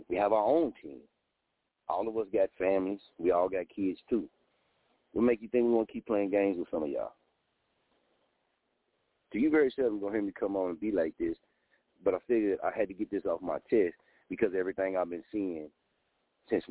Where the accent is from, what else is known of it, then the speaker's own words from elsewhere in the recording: Muskogee, Oklahoma, United States; moved away; also born or lived in Wichita, Kansas; I'm from Muskogee, Oklahoma. Just moved back to Muskogee, Oklahoma from Wichita, Kansas